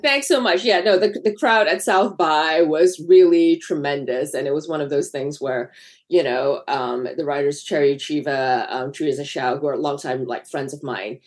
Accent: Malaysia; moved away as an adult; now in United States; I grew up in Malaysia

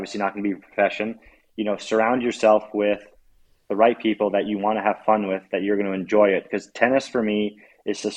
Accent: United States; as an American

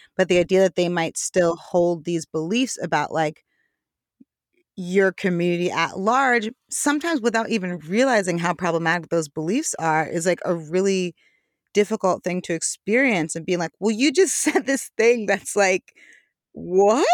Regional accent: New York, United States; growing up in New York

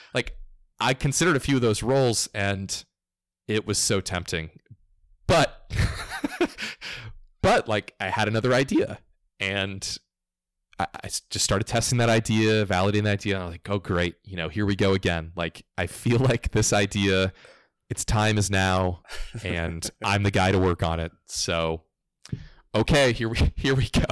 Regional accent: Florida, United States; I grew up in Florida, culturally southeast United States

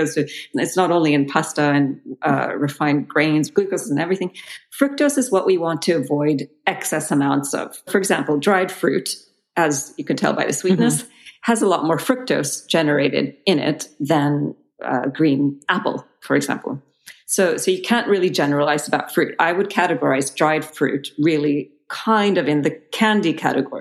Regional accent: Belgium; moved away; I grew up in Belgium

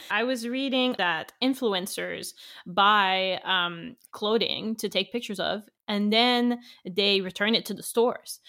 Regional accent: Canada; English is a second language; I'm French Canadian, so I'm from the French part of the country. Um, so English is my second language

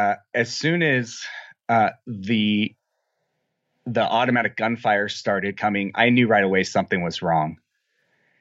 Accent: Apple Valley, California, United States; I'm from a little town, a sort of small town called Apple Valley. It's about 200 miles south of Las Vegas, just down I-15.

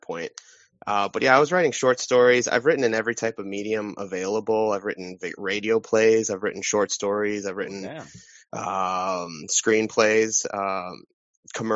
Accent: Wisconsin, United States; moved away as an adult; also born or lived in Missouri; now in Phoenix, United States; I was born and raised, though, in Wisconsin.

